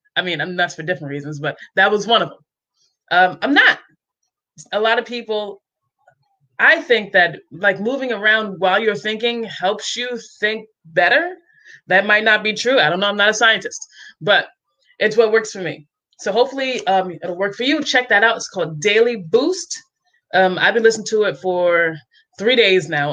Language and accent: English; New York, United States; also born or lived in Cape Cod, Massachusetts; now in Columbus, Georgia, United States; I'm from New York, but I lived on Cape Cod for many years, and I'm now in Columbus, Georgia